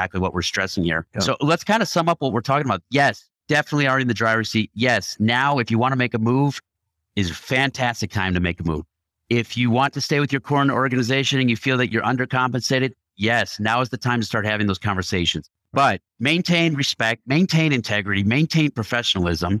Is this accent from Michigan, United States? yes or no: no; Chicago, Illinois, United States; I grew up in Chicago